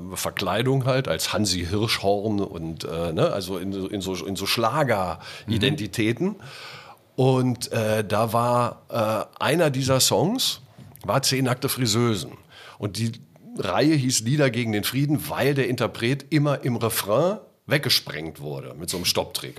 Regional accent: Göttingen, Lower Saxony, Germany; moved away as an adult; now in Hamburg, Germany; Ich bin ja groß geworden in Göttingen

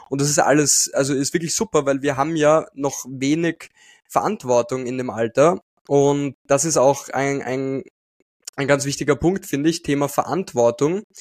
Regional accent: Austria; also ich bin aus Österreich

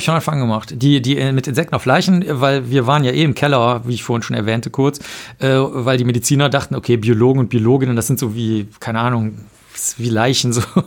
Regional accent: Cologne, North Rhine-Westphalia, Germany; ich bin in Köln aufgewachsen

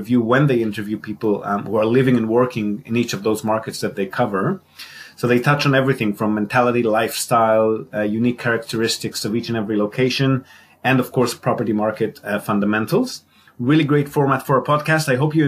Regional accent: Israel; moved away as an adult; also born or lived in Australia; now in Japan; I'm Israeli, born and bred in Israel

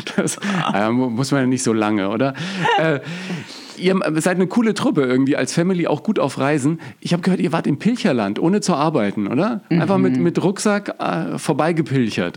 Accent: Germany; bei uns in Deutschland

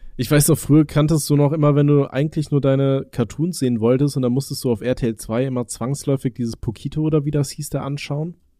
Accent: Aachen, North Rhine-Westphalia, Germany; moved away; bei uns in Aachen

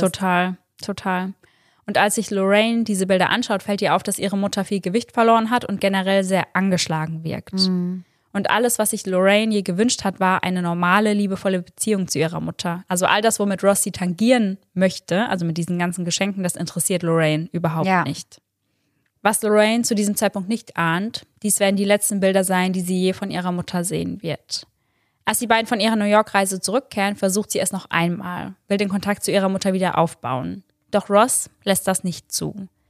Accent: Germany; bei uns in Deutschland

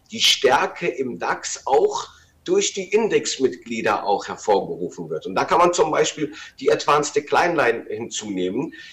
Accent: Rhineland, Germany; eine Divergenz für mich als Rheinländer

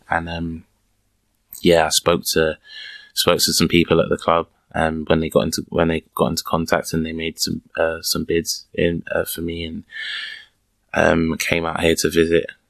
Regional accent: England, United Kingdom; accent: London; moved away as an adult; now in Germany; back home we, as English people

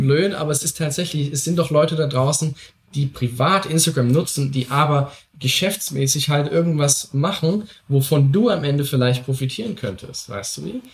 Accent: Saxony, Germany; ich komme eben aus Sachsen

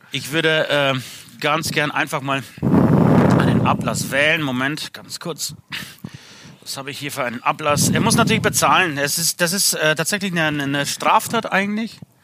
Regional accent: Speichersdorf, Bavaria, Germany; für alle Speichersdorfer, da wo ich herkomme

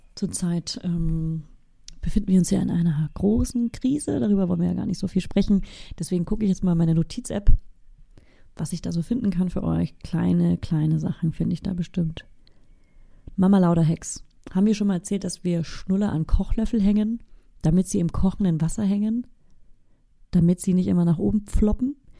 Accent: Bavaria, Germany; moved away; in meiner Heimat, in Bayern

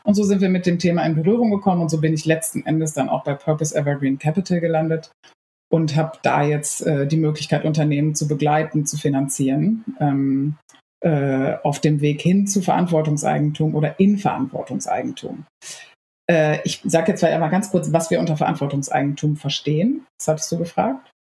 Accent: Lower Saxony, Germany; moved away; ursprünglich komme ich aus Niedersachsen

